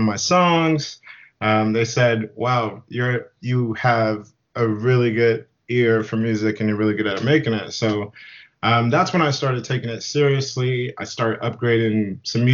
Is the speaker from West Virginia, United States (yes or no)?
no; Whidbey Island, Washington, United States; also born or lived in Memphis, Tennessee; now in Seattle, United States; we had grandparents that lived in Whidbey Island of Washington, which is like a small island. So moved down there when I was 9, went to high school on the island